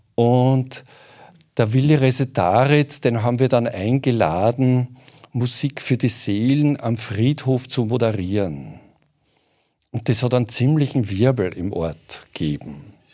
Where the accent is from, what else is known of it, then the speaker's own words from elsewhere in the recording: southern Waldviertel, Lower Austria, Austria; im südlichen Waldviertel so interessiert, meiner Heimat.